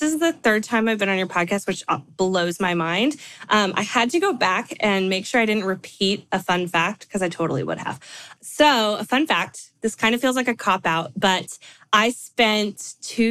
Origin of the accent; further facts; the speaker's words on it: California, United States; now in Nashville, United States; I live in Nashville, like Stephanie, although I'm from California. I always like to say that because I love my home state